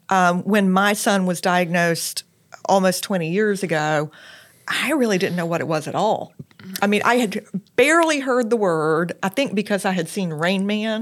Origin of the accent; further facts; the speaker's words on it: Lexington, South Carolina, United States; moved away as an adult; also born or lived in Charleston, South Carolina / Washington, D.C.; I am from Lexington, South Carolina originally